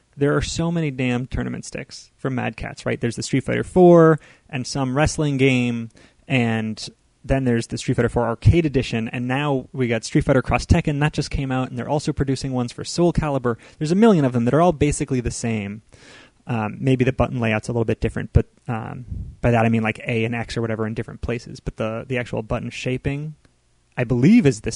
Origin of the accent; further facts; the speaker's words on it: United States; we grew up with in America